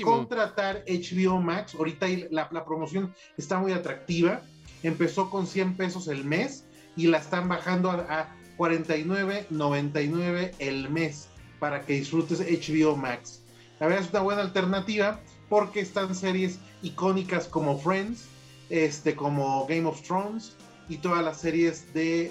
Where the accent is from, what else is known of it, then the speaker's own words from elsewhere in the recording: Mexico; Yo soy white mexicana